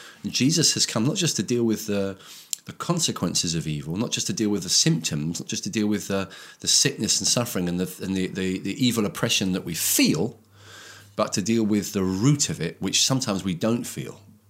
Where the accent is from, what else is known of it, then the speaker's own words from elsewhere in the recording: India; I grew up in India.